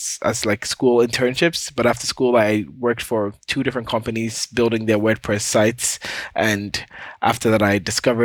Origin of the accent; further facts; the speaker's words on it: Ghana; now in Canada; I live in Canada. I was born and raised in Ghana